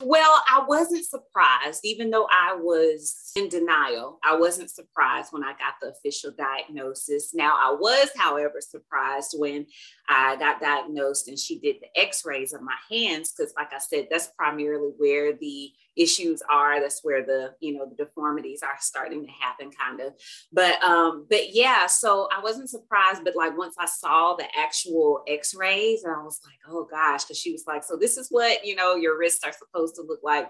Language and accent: English; Alabama, United States; moved away as an adult; now in Dallas, United States; I'm originally from Alabama, so I am an Alabama girl living in a big old Texas world